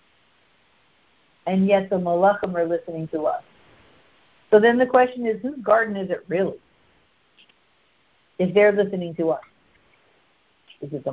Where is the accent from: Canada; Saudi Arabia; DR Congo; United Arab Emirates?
Canada; I'm so Canadian